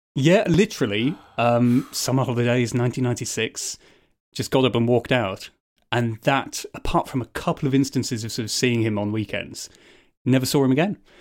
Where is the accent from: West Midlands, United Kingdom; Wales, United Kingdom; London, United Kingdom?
West Midlands, United Kingdom; Birmingham; I grew up in Bourneville, actually, which is basically one big old people's home in South Birmingham